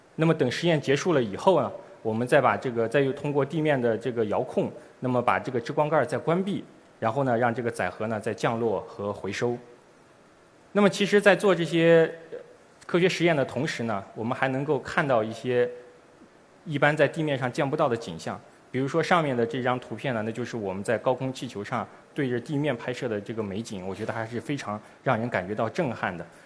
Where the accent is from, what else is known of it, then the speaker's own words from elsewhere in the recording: China; 我们中国人将第一次利用我们自己的探测器